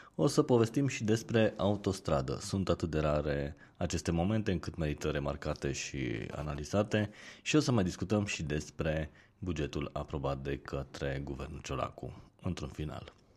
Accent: Romania; noi ca și români

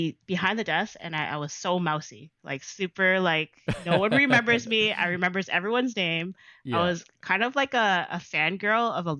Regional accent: Toronto, Ontario, Canada; Yes, I am from Jane and Weston. So that's my hood.

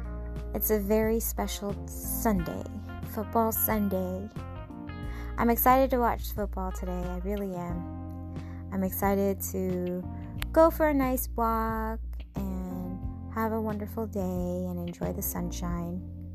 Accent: Seattle, Washington, United States; I grew up in Seattle, Washington, so it was often cold, like especially in the winter.

